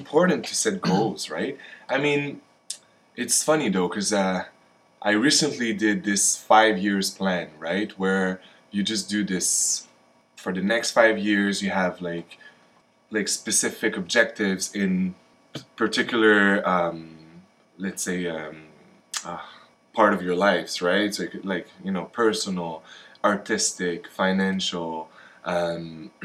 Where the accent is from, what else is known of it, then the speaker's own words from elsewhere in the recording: Montreal, Quebec, Canada; moved away as an adult; now in Vancouver, Canada; I am from Montreal on the East Coast, and I ended up in Vancouver for the film industry